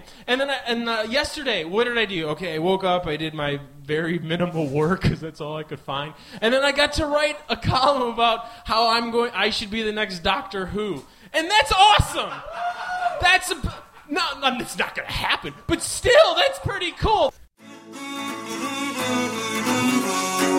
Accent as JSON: {"language": "English", "region": "Midwest", "country": "United States", "said": "I'm from the Midwest."}